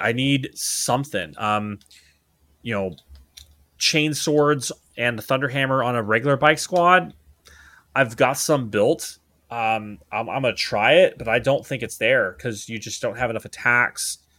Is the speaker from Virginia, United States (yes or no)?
no; Dallas, Texas, United States; now in Hawaii, United States; my hometown for, for Christmas, uh, which is the Da-, which is Dallas, Fort Worth, Texas